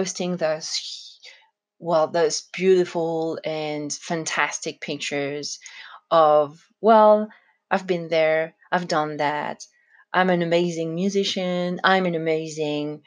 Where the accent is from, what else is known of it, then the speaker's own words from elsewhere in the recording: France; for a French person, it was kind of a shock